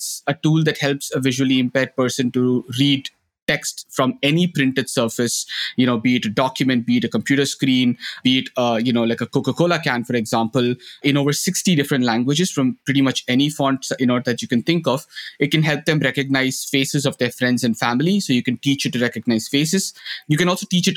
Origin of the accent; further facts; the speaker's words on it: India; moved away as an adult; now in Netherlands; a blind school in my hometown in India